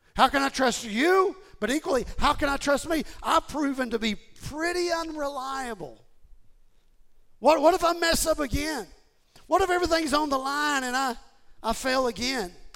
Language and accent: English; Houston, Texas, United States; I grew up in Houston and I joined Gold's Gym